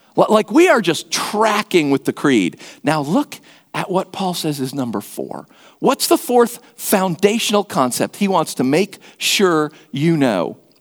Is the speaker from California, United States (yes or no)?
no; Atlanta, Georgia, United States; I grew up in Atlanta